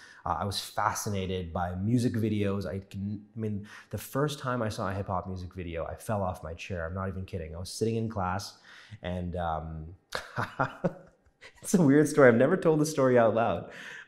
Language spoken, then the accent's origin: English; Scarborough, Ontario, Canada; also born or lived in New York; I was born in New York, raised in Scarborough, spent most of my life here.